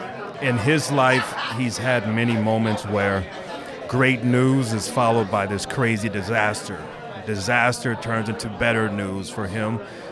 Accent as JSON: {"language": "English", "town": "Malibu", "region": "California", "country": "United States", "said": "and I'm from Malibu. What do I have to choose, north or south?"}